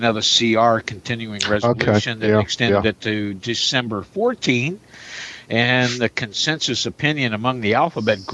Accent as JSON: {"language": "English", "area": "across the river from Louisville", "region": "Indiana", "country": "United States", "tie": "born or raised there", "moved": "yes", "said": "my mother lives under one of the approaches to Louisville International. My hometown's across the river."}